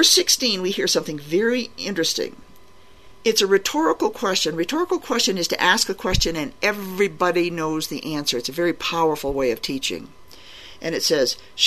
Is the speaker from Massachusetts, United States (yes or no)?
yes; Boston, Massachusetts, United States; I grew up in Boston, Massachusetts